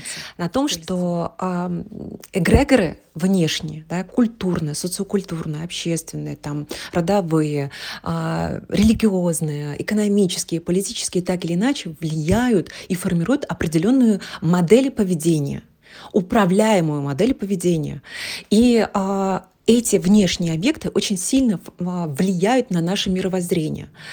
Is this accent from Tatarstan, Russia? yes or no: yes; Tatarstan, Russia; also born or lived in Yekaterinburg; я родилась в Татарстане. Здесь, а, две культуры